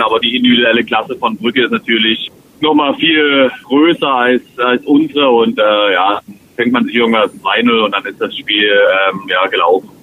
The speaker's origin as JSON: {"language": "German", "town": "Dresden", "region": "Saxony", "country": "Germany", "tie": "born or raised there", "moved": "yes", "said": "mein Heimatverein ist, meine Heimatstadt"}